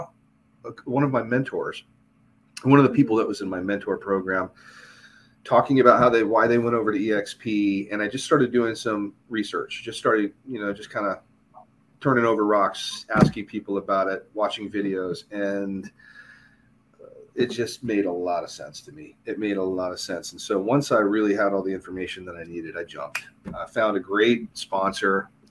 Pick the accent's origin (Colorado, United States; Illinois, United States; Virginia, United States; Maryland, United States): Colorado, United States; Arvada; also born or lived in Denver; I lived in Colorado. That's where I grew up